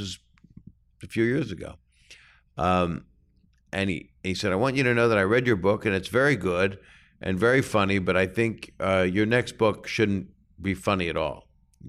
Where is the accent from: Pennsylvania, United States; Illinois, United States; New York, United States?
Pennsylvania, United States; Philadelphia; born there; I was born in Philadelphia, but then about 5 years old, 4 or 5, I don't know.